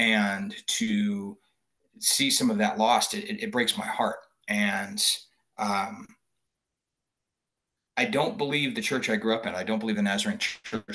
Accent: Boise, Idaho, United States; growing up in Boise, Idaho, obviously I went to public schools.

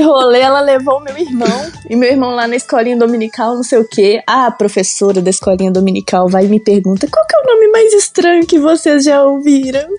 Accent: Belo Horizonte, Minas Gerais, Brazil; now in Sarzedo, Brazil; Eu sou de Belo Horizonte

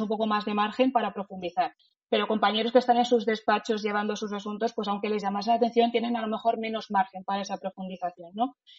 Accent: Madrid, Community of Madrid, Spain; Soy madrileña de nacimiento y de sentimiento

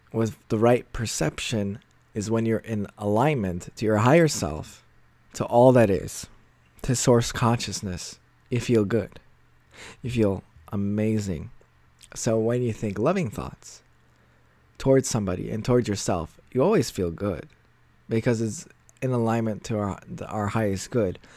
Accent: United States; moved away as an adult; now in Poland; I was born and raised in the States.

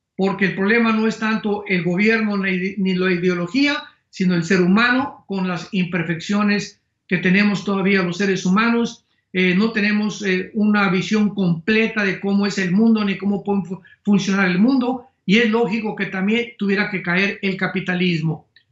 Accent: Mexico

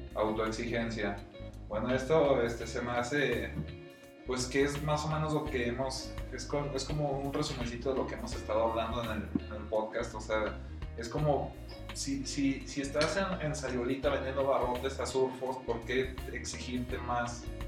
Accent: León, Guanajuato, Mexico; como soy de León y vivo en León

